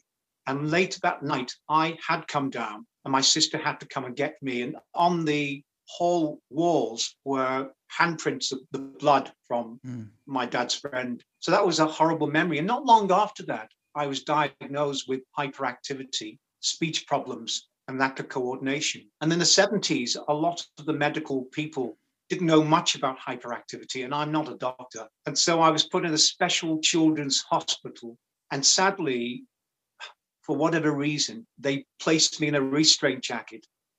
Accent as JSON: {"language": "English", "town": "Rock Ferry", "region": "North West England", "country": "United Kingdom", "tie": "born or raised there", "said": "So that was my early years, really, of growing up in Rock Ferry."}